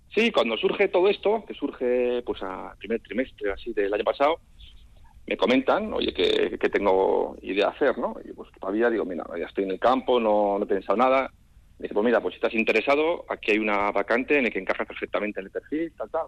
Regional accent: Basque Country, Spain; moved away; como buen vasco

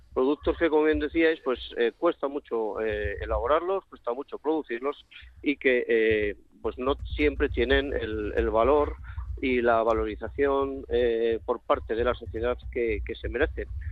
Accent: Carbonero el Mayor, Castile and León, Spain; now in Madrid, Spain; Mi pueblo es un pueblo que se llama Carbonero el Mayor, en la provincia de Segovia.

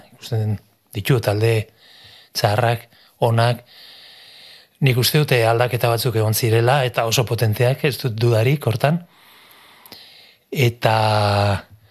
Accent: Irun, Basque Country, Spain; Basque is a second language; lapitze auzoan hemen irunen, gu irunen jaio gara, eta lapitze auzoan auzoan ordu pila bat ematen genituen

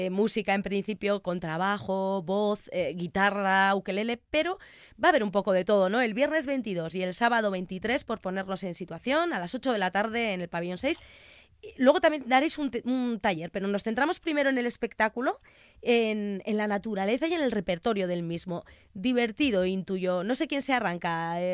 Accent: Argentina; moved away; Yo vengo de la Argentina.

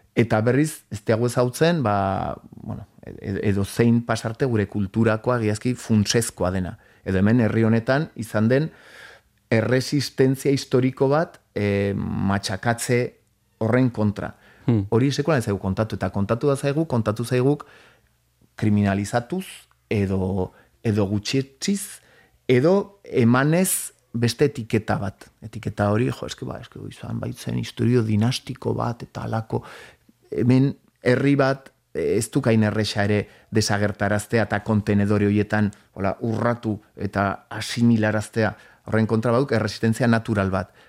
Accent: Pamplona, Navarre, Spain; born or raised there; also born or lived in Elizondo, Baztan / Northern Basque Country (France); now in France

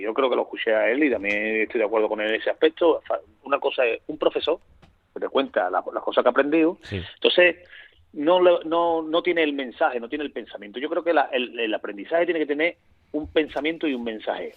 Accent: Seville, Andalusia, Spain; yo soy sevillano hasta la médula

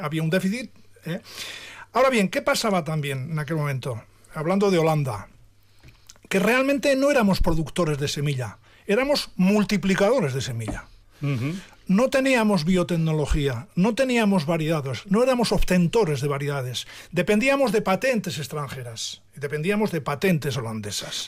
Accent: Oreitia, Basque Country, Spain; yo soy de Oreitia de toda la vida y allí estoy, allí vivo, allí nací

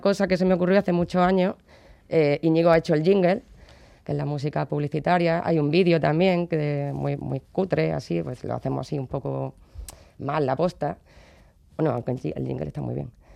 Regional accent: Córdoba, Andalusia, Spain; yo soy de Córdoba y eso, allí hay una tradición que es la Cruz de Mayo, y yo veía que los niños del barrio del lado hacían

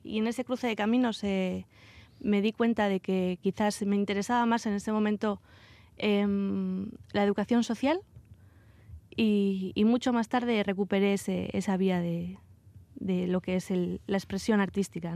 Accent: Vitoria-Gasteiz, Basque Country, Spain; moved away as an adult; salí, salí de Vitoria eh, a los 18 años y hace poco regresé a, Álava

